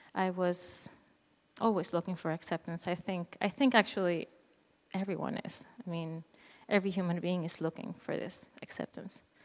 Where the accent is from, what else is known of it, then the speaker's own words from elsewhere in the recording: Venezuela; moved away; I am originally from Venezuela, South America